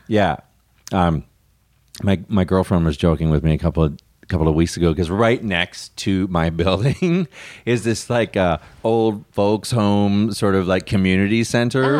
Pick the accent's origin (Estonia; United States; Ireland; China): United States; Houston, Texas; also born or lived in London, Ontario, Canada / Austin; I grew up, uh, in Houston